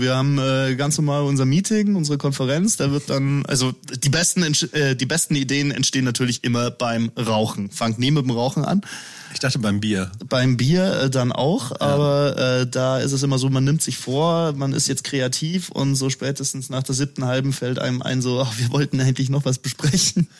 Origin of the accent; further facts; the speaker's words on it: Erding, Bavaria, Germany; in Erding, äh, also in meiner Heimatstadt